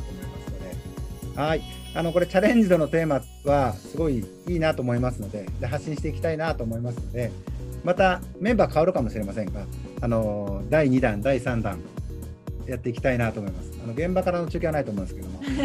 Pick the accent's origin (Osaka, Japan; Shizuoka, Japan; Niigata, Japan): Osaka, Japan; 僕は大阪ですから